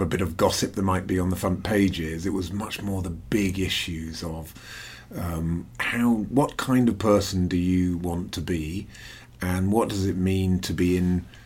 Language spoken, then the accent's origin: English; London, United Kingdom; also born or lived in Wales; we moved to London